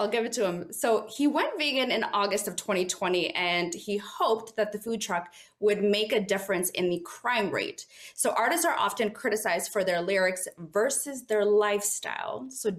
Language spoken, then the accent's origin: English; Washington, District of Columbia, United States; my hometown, in D.C.